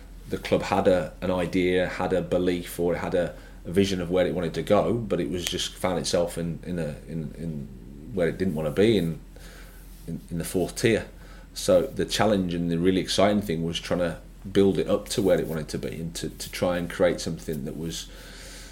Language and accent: English; Birmingham, West Midlands, United Kingdom; moved away as an adult; I started off at Birmingham City. It was great as my hometown club.